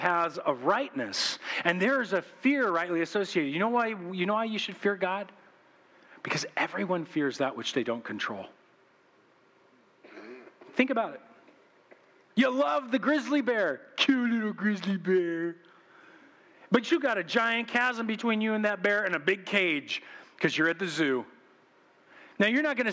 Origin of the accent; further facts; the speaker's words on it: United States; we've been conditioned as American Christians